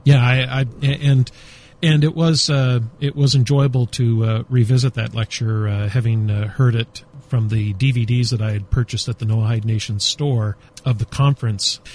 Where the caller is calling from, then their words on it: Beit El, Israel; We're calling from Beit El Israel